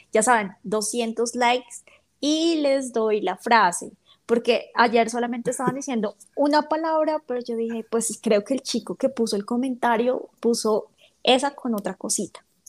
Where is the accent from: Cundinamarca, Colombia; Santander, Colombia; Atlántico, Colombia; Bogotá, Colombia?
Bogotá, Colombia; accent: rolo; yo no soy paisa, yo soy rola